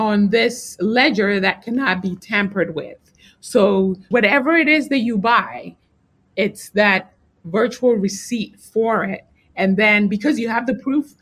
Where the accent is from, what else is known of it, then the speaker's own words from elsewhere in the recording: Ghana; moved away; also born or lived in New York, United States; I grew up in Ghana. Actually, I was born in New York, but you know, my parents are from Ghana. So I lived in Ghana and then I came back later on